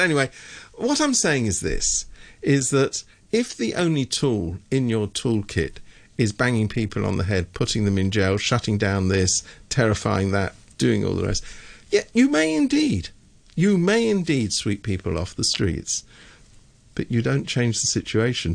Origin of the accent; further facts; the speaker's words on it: United Kingdom; I am from Britain